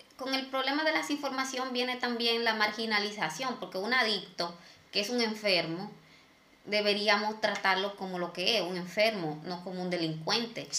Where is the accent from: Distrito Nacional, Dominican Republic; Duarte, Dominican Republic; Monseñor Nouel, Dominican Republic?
Distrito Nacional, Dominican Republic; Santo Domingo Este; yo me crié en Lomina